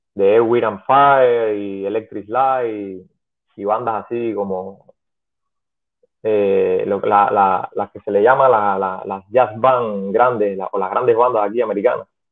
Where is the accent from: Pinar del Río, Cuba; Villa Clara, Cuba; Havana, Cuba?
Pinar del Río, Cuba; En Primer de Río fue donde yo estudié porque soy de Pinar